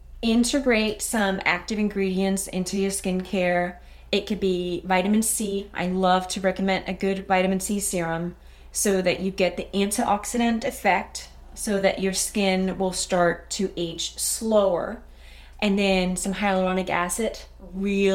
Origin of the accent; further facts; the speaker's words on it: Denmark; English is a second language; now in United States; I'm sure you can pick up a little accent, and sometimes I have a hard time finding the right words. I am from Denmark